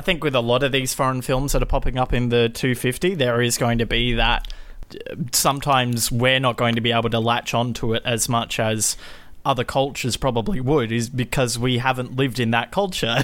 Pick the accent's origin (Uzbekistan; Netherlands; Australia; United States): Australia